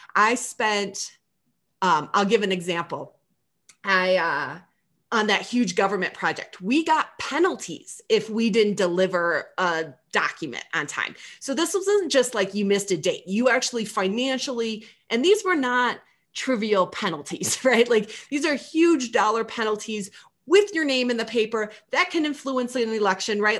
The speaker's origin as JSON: {"language": "English", "region": "Michigan", "country": "United States", "said": "I'm from Michigan."}